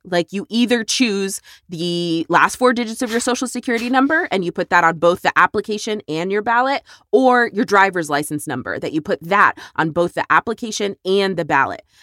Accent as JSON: {"language": "English", "region": "Texas", "country": "United States", "tie": "born or raised there", "said": "here in my home state"}